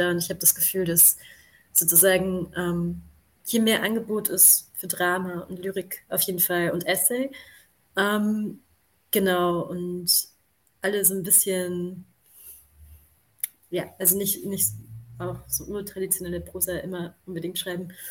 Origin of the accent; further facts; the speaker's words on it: Hildesheim, Lower Saxony, Germany; now in Vienna, Austria; also ich komme ja aus Hildesheim davor. Und ich war dann so der Überzeugung, dass Wien, also dass die Sprachkunst sicher mehr Geld hat.